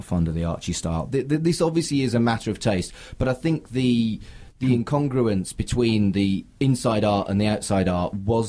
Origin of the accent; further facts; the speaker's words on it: United Kingdom; But that's hardly fair because I am fundamentally British.